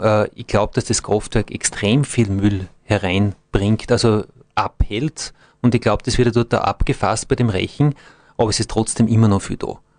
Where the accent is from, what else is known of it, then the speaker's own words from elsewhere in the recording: Austria; bei uns in Österreich